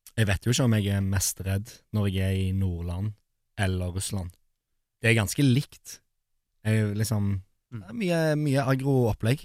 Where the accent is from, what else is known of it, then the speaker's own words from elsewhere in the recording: Poland; now in Norway; jeg er fra Polen